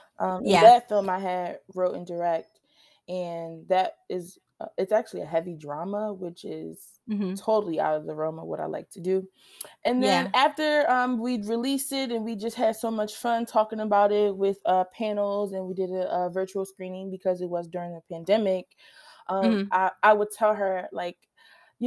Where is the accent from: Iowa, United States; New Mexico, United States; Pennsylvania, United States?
Pennsylvania, United States; Philadelphia; I'm from Philadelphia